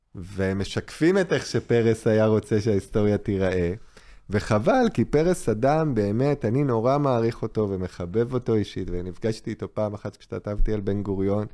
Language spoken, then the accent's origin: Hebrew; Israel